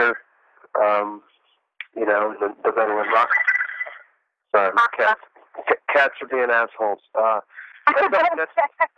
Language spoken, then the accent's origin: English; the South, United States; those are the types of music I grew up with in the South